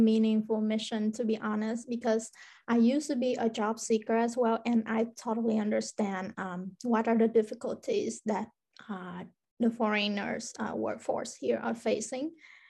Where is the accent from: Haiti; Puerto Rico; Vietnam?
Vietnam; now in Finland; I'm from Vietnam.